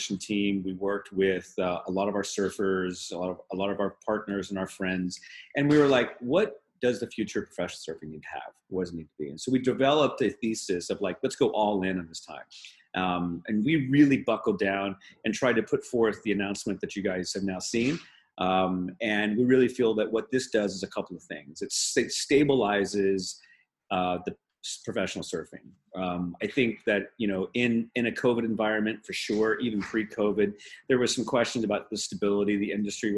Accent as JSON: {"language": "English", "town": "Oklahoma City", "region": "Oklahoma", "country": "United States", "tie": "born or raised there", "also_born_or_lived": "San Diego", "moved": "yes", "said": "my hometown of Oklahoma City"}